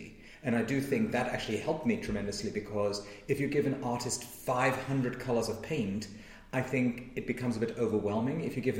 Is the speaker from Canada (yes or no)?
no; Cape Town, Western Cape, South Africa; accent: South African; moved away as an adult; now in United States; I lived in South Africa for 20 years before I arrived on these shores.